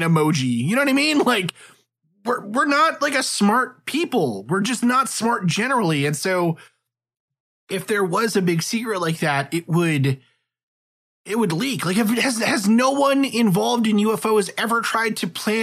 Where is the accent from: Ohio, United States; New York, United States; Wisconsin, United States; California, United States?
New York, United States; I grew up in New York, and when I was in school, when I was like in middle school, 9/11 happened